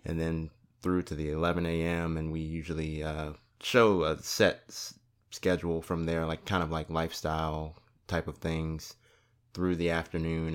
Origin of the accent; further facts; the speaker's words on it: Gloucester, Virginia, United States; moved away as an adult; I'm from Gloucester